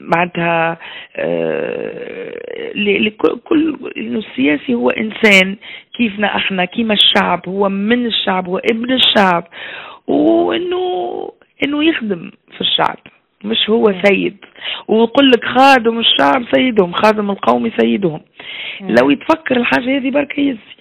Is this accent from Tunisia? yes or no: yes; Tunisia; moved away as an adult; also born or lived in Belgium; أنا مشيت من تونس في سبعة و آه، استنى وقتاش تو ما عادش نعرف الوقت سبعة وثمانين